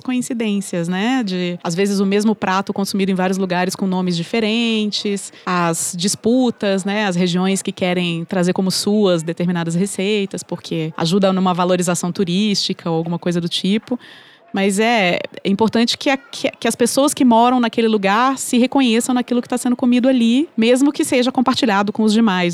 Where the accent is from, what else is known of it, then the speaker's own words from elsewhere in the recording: Espírito Santo, Brazil; eu, que sou capixaba do Espírito Santo